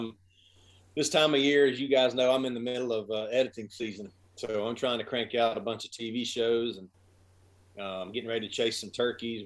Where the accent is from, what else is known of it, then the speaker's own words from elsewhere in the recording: Pumpkin Center, North Carolina, United States; I grew up in Pumpkin Center, North Carolina, middle of nowhere